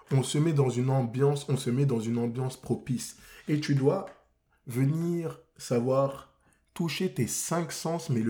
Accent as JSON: {"language": "French", "country": "France", "said": "Moi, je suis français."}